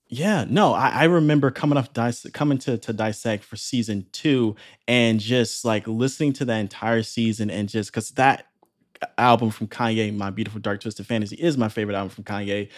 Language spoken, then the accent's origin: English; Chicago, Illinois, United States; moved away; back to my hometown of Chicago